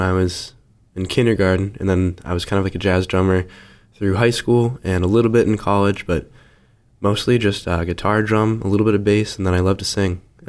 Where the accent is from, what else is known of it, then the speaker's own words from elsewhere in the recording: Scituate, Massachusetts, United States; I'm 21 years old. I'm from Scituate, Massachusetts.